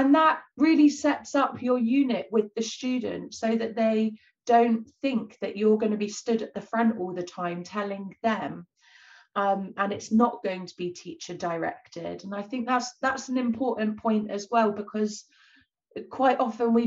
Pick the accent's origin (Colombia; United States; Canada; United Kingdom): United Kingdom; Bournemouth, South West England; moved away; also born or lived in East London; Bournemouth, where I'm, you know, I grew up